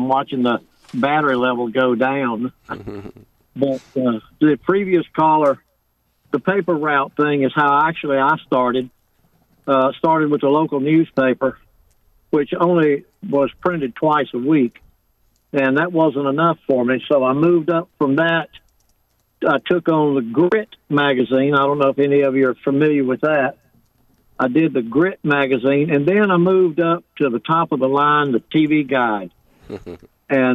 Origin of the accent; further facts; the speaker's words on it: right outside of Durham, North Carolina, United States; accent: Southern; now in Springfield, United States; I grew up right outside of Durham, North Carolina